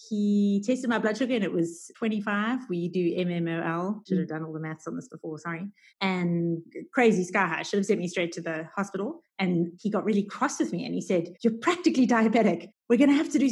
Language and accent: English; Durban, KwaZulu-Natal, South Africa; also born or lived in United States; now in Cape Town, South Africa; I grew up in Durban on the East Coast, where it's just hot all year round